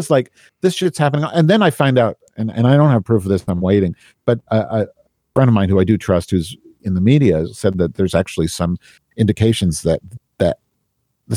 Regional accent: United States; as like an American

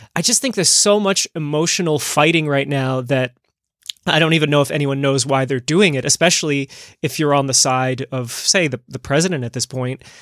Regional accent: New Jersey, United States; I grew up in New Jersey

